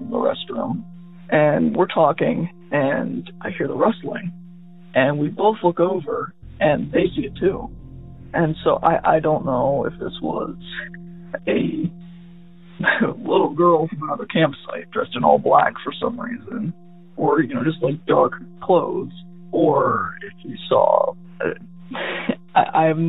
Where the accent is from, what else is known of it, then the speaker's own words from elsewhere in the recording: Ohio, United States; I'm from Ohio